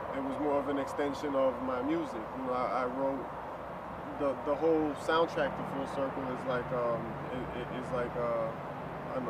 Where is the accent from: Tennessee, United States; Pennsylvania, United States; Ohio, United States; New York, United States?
New York, United States; New York City; also born or lived in Queens / Brooklyn; Born and raised Washington Heights